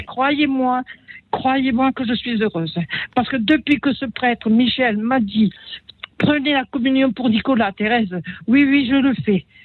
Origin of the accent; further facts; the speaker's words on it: Italy; moved away; Je suis née en Italie